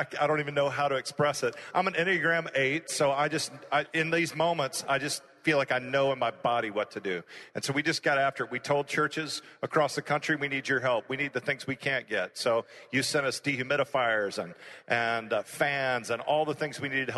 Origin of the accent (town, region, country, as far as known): Houston, Texas, United States; born or raised there